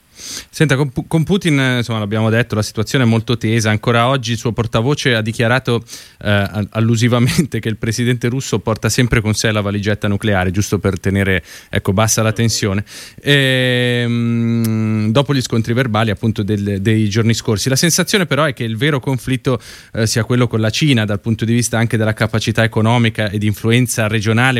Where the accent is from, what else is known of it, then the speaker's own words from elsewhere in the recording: Lombardy, Italy; sono lombardo anch'io come lei